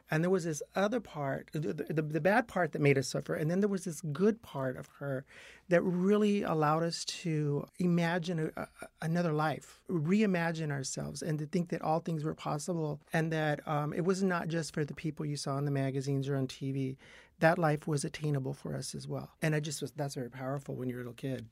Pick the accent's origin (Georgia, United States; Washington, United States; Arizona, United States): Arizona, United States; Yuma; now in Los Angeles, United States; I grew up in Yuma, Arizona.